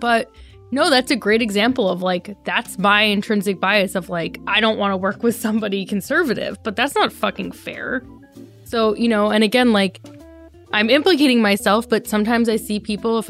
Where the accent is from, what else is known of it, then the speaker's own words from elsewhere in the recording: Delaware, United States; I grew up in Delaware when he was a senator there